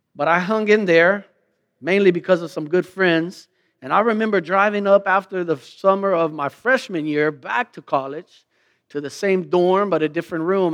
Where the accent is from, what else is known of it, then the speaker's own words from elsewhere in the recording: Lockhart, Texas, United States; moved away as an adult; I came from Lockhart. Me and the fellas used to run basketball at the intermediate.